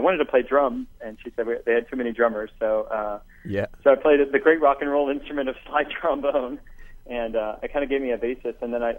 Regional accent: rural Illinois, United States; I'm a cradle Catholic, and my mom and dad, they always sacrificed to give me, you know, the best in life. I went to a Catholic school, Catholic grade school, and high school, 12 yeah. years. In this kind of small farm town in rural Illinois.

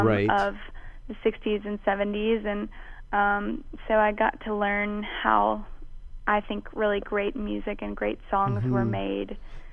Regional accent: Mobile, Alabama, United States; also born or lived in New Orleans, United States; I was born in New Orleans, and, {S0} okay, {S6} and both sides of my family are from there. But I grew up in Mobile, Alabama

